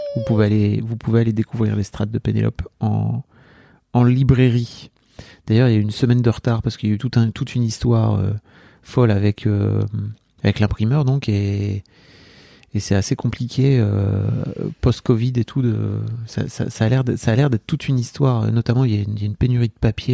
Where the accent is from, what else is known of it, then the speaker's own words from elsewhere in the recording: the North, France; J'ai grandi dans le Nord.